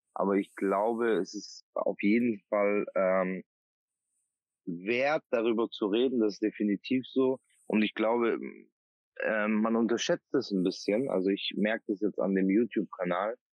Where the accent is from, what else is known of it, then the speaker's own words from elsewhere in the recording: Bavaria, Germany; now in Oldenburg, Germany; komme gebürtig aus Bayern